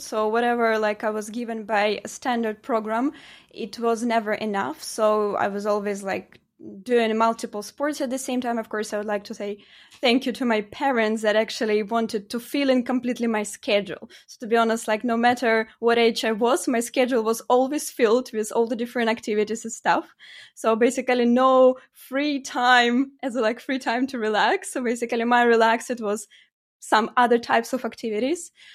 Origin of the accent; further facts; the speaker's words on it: Ukraine; moved away as an adult; also born or lived in Poland; now in Norway; originally I'm from Ukraine, uh, and, uh, basically I studied my study there. I've been brought up there.